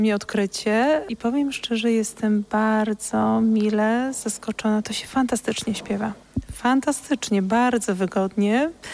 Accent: Kraków, Lesser Poland, Poland; Ja jestem krakowianką z urodzenia

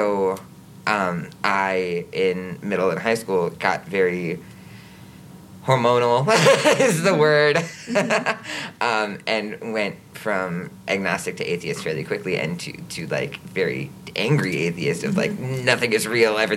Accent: Green Bay, Wisconsin, United States; I was born and raised in Green Bay

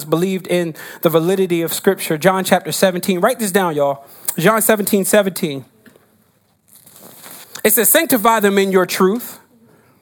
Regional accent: New Jersey, United States; now in New York, United States; I grew up in Jersey

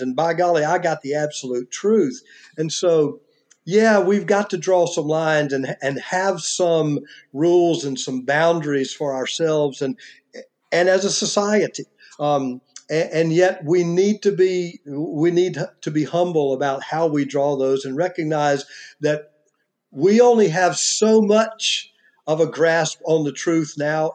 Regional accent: United States; I am an American and not you know, a Mexican

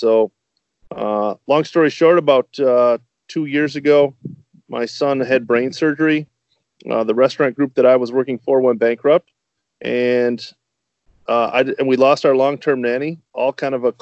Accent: Northern Michigan, United States; moved away as an adult; now in Lombard, United States; I'm originally from Northern Michigan, graduated from Michigan State

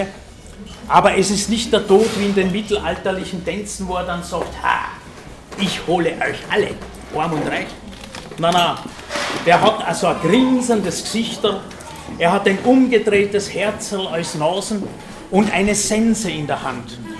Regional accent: Vienna, Austria; bei uns in Wien

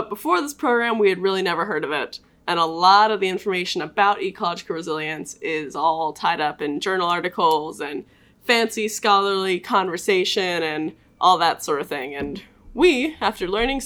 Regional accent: Atlanta, Georgia, United States; now in Lincoln, United States; I'm from Atlanta, Georgia, studying environmental science.

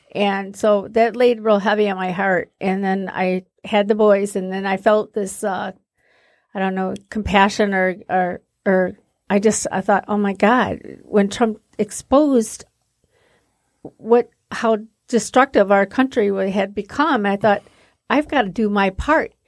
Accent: Sterling Heights, Michigan, United States; also born or lived in Warren, Michigan; I grew up in Warren in Sterling Heights

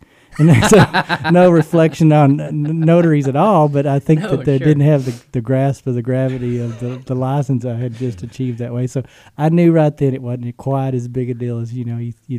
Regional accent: Texas, United States; But growing up in West Texas, you know, you go to church, you're there probably when the doors are open.

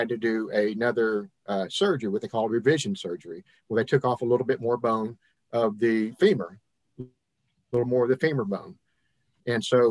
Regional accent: Hannibal, Missouri, United States; now in Mississippi, United States; I was born and raised in Hannibal, Missouri, kind of a Yankee, I guess, by birth. Moved around and ended up here in Mississippi back in 1996

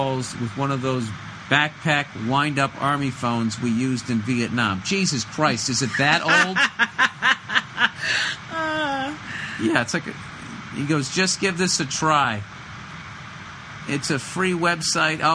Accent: United States; I'm from the States

